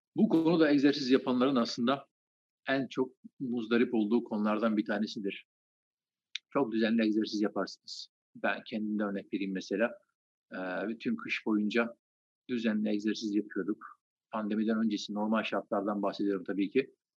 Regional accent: Trabzon, Turkey; Trabzon doğumluyum. Trabzon'da doğdum, büyüdüm.

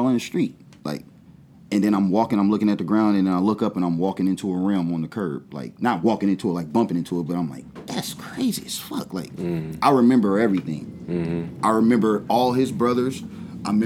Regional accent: Dayton, Ohio, United States; I'm from over there for real. I'm from Stowe's Avenue, 929

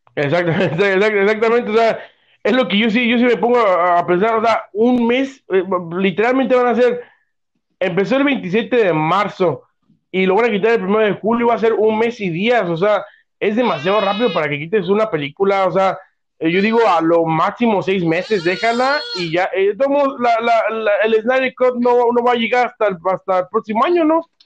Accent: Mexico; como mexicano

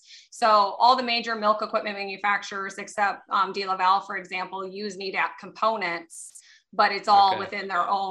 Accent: Illinois side, United States; I grew up in the Quad City area on the Illinois side of the river

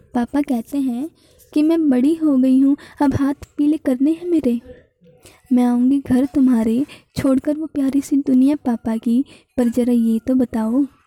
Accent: Haryana, India; मैं हरियाणा से बिलोंग करती हूँ

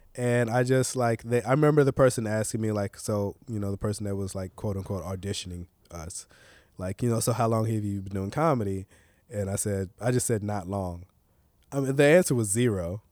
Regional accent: Tyler, Texas, United States; also born or lived in Los Angeles; now in Portland, United States; growing up in Tyler

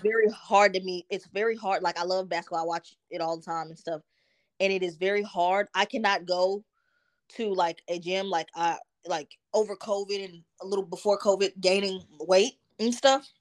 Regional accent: Dallas, Texas, United States; also born or lived in New Jersey; I grew up in Dallas

